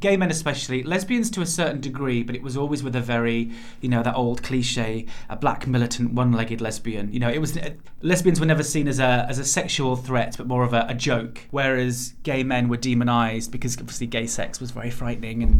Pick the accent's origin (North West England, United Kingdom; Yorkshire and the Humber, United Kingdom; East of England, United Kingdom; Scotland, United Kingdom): Yorkshire and the Humber, United Kingdom; near Bradford; moved away; the town I am from is just outside Bradford, and it is not that small